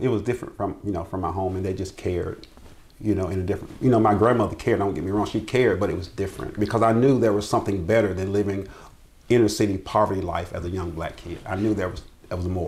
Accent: Greenville, South Carolina, United States; also born or lived in Abbeville, South Carolina; I was born and raised right here in Greenville. I was uh, born over in West Greenville community

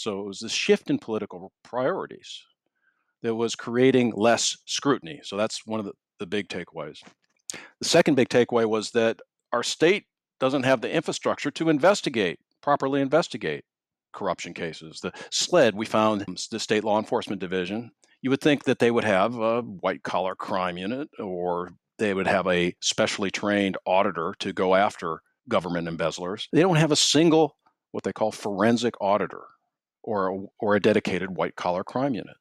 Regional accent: Minneapolis, Minnesota, United States; moved away; I grew up in Minneapolis

